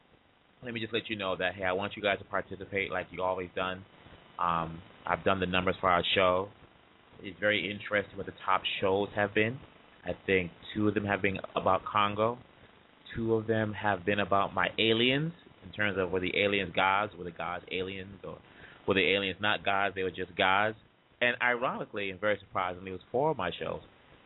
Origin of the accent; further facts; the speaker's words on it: Atlanta, Georgia, United States; I'm from Atlanta. A lot of things going on down in Atlanta.